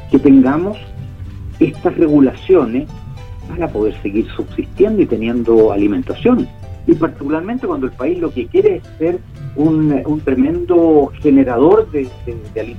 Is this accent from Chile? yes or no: yes; Chile; los alimentos que necesitamos como chilenos.